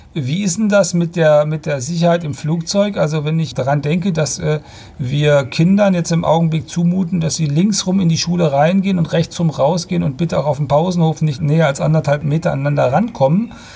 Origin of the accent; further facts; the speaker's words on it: Germany; wir als Deutsche